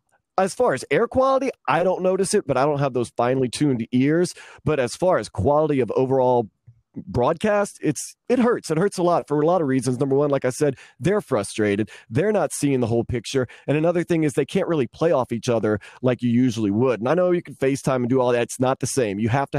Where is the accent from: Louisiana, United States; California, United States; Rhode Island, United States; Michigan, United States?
Louisiana, United States; New Orleans; Well, I mean, as far as that, I mean, it's definitely New Orleans, but I've spent more time.